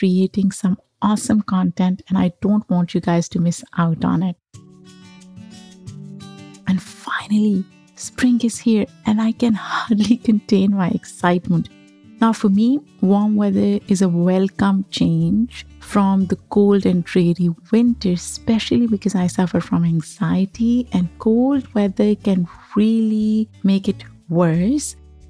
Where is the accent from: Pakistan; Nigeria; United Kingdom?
Pakistan; and how I feel about so many things that in a way were tabooed discussing or exploring as I was growing up in Pakistan.